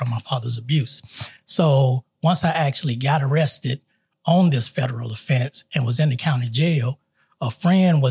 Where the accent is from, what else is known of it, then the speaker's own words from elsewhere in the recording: North Carolina, United States; moved away; also born or lived in Clarksville, Tennessee; I was actually born and raised in North Carolina in a very abusive household